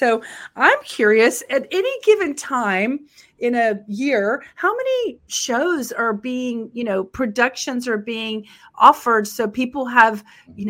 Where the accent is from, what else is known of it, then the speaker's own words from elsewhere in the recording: Texas, United States; I'm from Texas, which is, really far from New York.